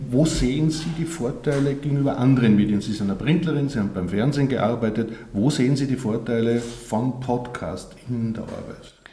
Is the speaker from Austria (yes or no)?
yes; Vienna / Vorarlberg, Austria; Aber geboren in Wien, aufgewachsen auch in Vorarlberg, ist mir immer wichtig.